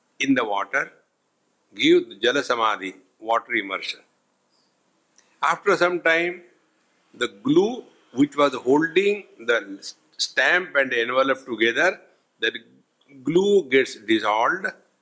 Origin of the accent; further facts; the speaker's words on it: India; I am a man, I am old, I am Indian